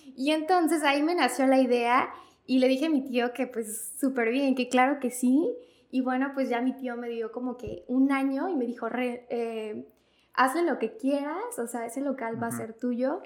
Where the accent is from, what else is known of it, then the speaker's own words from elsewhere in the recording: Martínez de la Torre, Veracruz, Mexico; soy de Martínez de la Torre, aquí nací y estudié, estuve aquí desde la prepa y ya en la universidad me fui al puerto a estudiar